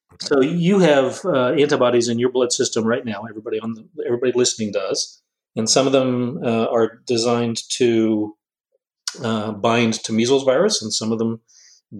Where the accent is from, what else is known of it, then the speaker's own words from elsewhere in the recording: Cumberland, Maryland, United States; moved away as an adult; also born or lived in Pittsburgh / Washington; I grew up in Cumberland, Maryland